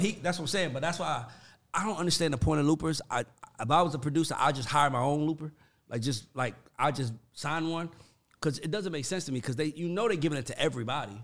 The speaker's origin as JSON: {"language": "English", "town": "College Park", "region": "Georgia", "country": "United States", "said": "I'm not country and I'm from College Park"}